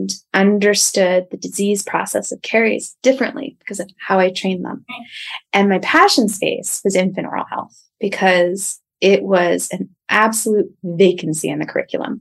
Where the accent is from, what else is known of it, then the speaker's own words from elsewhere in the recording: outside of Philadelphia, New Jersey, United States; moved away as an adult; also born or lived in Long Island; So I grew up outside of Philadelphia